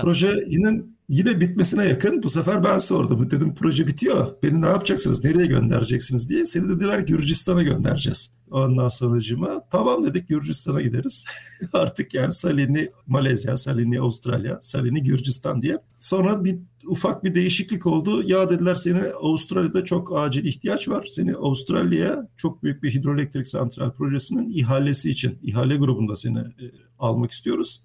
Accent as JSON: {"language": "Turkish", "region": "İzmir", "country": "Turkey", "tie": "born or raised there", "also_born_or_lived": "Mersin / Gaziantep", "moved": "as an adult", "said": "18 yaşına kadar İzmir'de büyüdüm"}